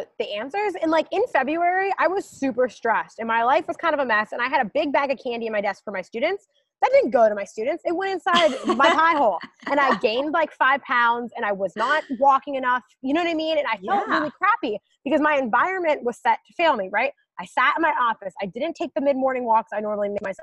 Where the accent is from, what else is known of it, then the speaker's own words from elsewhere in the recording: United States; I'm an American